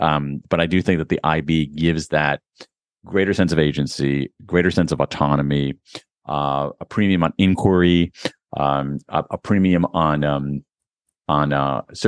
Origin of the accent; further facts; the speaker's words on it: Ohio, United States; I grew up in Central Ohio, which has a very, very good library system, particularly when I was growing up.